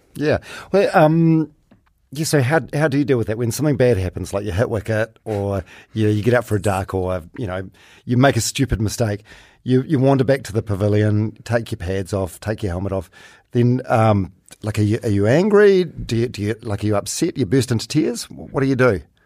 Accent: Palmerston North, Manawatū-Whanganui, New Zealand; I'm from Palmerston North.

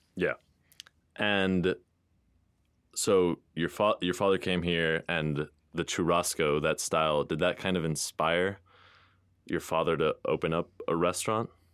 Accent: Houston, Texas, United States; born or raised there

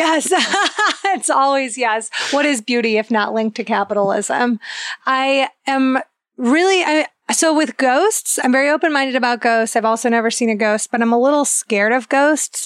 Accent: Ohio, United States; I'm from Ohio

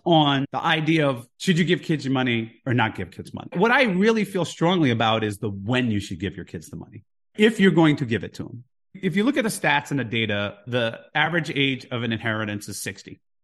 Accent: Jersey City, New Jersey, United States; moved away as an adult; also born or lived in Houston, Texas; now in Saint Thomas, US Virgin Islands; I grew up in Jersey City

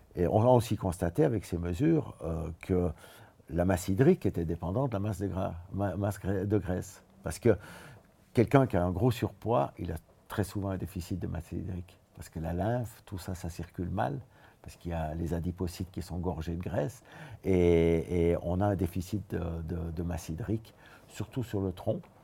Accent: Switzerland; je viens de la Suisse

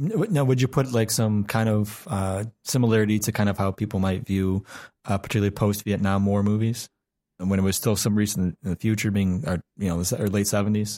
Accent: United States; as an American

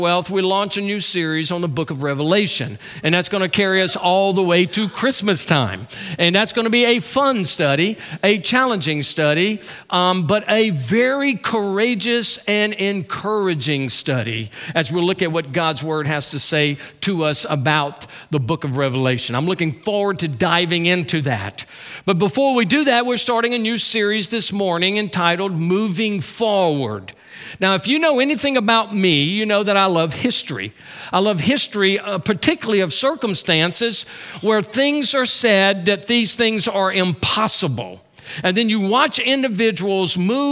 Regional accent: Louisiana, United States; That's my home state

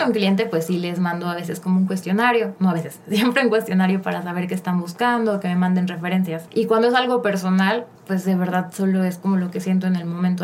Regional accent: Cancún, Quintana Roo, Mexico; now in Mexico City, Mexico; Pues soy de la Ciudad de México, pero desde chiquita me fui a Cancún, como a los seis años. Ah, Entonces ya creo que soy como, si digo que soy chilanga sería fake, porque creo que soy más de Cancún que de mm. aquí. Ahí viví toda mi vida

